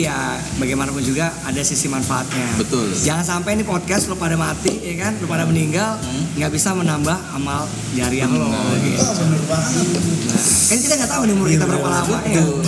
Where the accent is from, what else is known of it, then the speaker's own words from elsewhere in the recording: Jakarta, Indonesia; also born or lived in Padang (family); gue dari TK di Al Azhar, Al Azhar Pusat ya. ya oh. ya sampai SMA